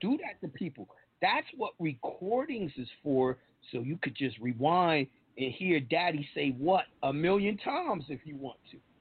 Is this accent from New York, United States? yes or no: yes; New York, United States; I'm from New York.